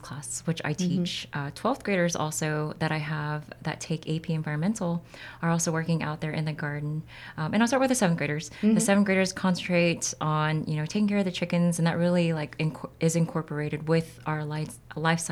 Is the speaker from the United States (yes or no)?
yes; San Antonio, Texas, United States; moved away as an adult; also born or lived in Korea; I actually came back to San Antonio, which is my hometown